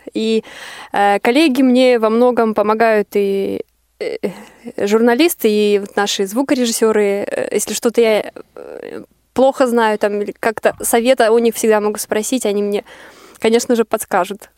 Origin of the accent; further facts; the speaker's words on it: Arkhangelsk, Arkhangelsk Oblast, Russia; moved away as an adult; я приехала из Архангельска